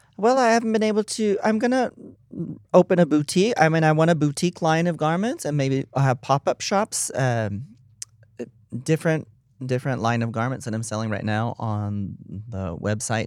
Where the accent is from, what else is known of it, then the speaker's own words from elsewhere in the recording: Texas, United States; I'm from Texas